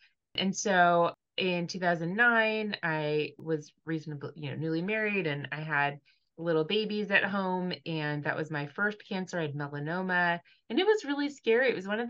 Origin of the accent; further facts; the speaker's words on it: California, United States; So I grew up in Southern California. We moved around a lot as a kid.